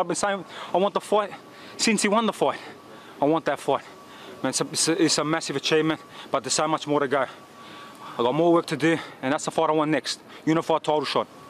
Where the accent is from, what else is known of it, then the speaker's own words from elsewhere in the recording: Australia; I'm a proud Australian